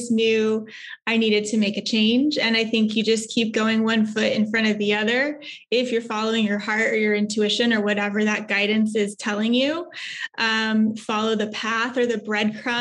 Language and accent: English; Texas, United States; moved away as an adult; also born or lived in New York; I'm originally here from Texas.